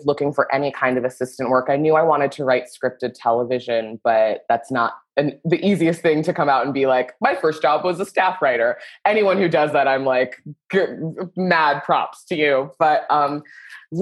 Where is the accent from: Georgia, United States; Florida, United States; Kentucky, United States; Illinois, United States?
Florida, United States; Southern; moved away as an adult; now in Los Angeles, United States; I'm from Southern Florida, a place where old people go to die.